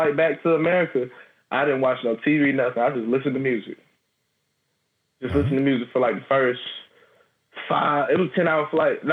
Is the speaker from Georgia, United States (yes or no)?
yes; Atlanta, Georgia, United States; one of my friends I grew up with here in Georgia